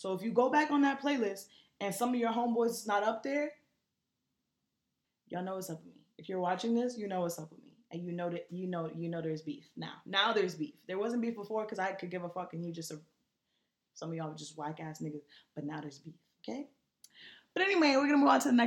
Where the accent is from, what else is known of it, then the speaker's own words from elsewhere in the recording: New York, United States; I'm from New York